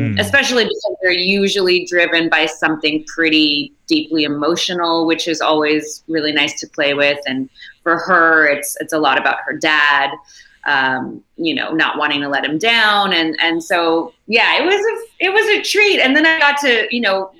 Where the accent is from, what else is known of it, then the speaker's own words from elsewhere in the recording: Montreal, Quebec, Canada; I'm from Montreal